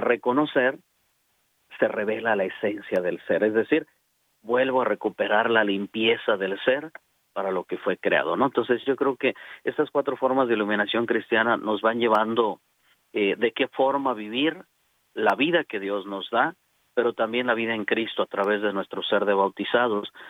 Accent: Celaya, Guanajuato, Mexico; moved away as an adult; now in Dallas, United States; soy originario de Celaya, Guanajuato

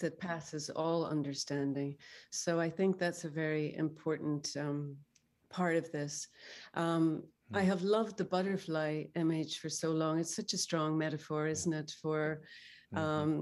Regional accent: Northern Ireland, United Kingdom; I grew up in Northern Ireland

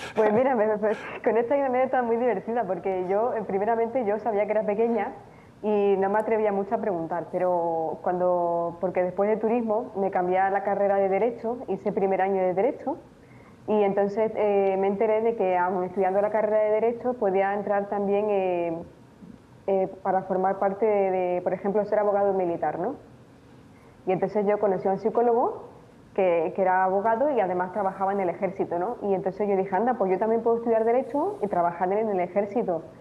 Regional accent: Tenerife, Canary Islands, Spain; moved away as an adult; also born or lived in Romania; now in Murcia, Spain; nací allí y fui fui adoptada por un matrimonio canario y eh, por eso pues, sí, he crecido en España

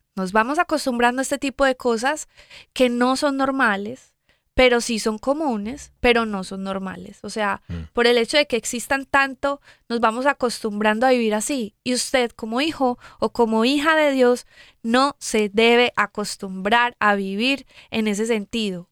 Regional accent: Medellín, Antioquia, Colombia; yo soy de Medellín, Colombia.

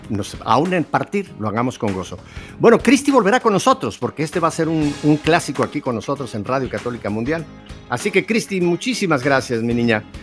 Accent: Mexico; now in Miami, United States; Así que como mexicano, te digo

